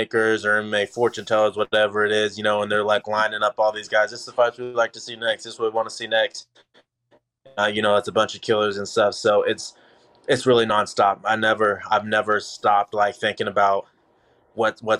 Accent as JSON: {"language": "English", "region": "Kansas", "country": "United States", "also_born_or_lived": "Dallas, Texas", "moved": "yes", "lives_now": "Lee's Summit, United States", "said": "I'm from Kansas, you know, first of all. So I'm from a much smaller city than Lee Summit or Kansas City where I'm living."}